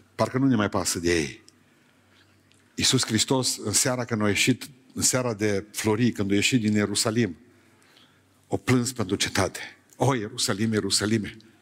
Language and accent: Romanian; near Beiuș, Bihor County, Romania; also born or lived in Bucharest; exilat în satul meu, din Beiuș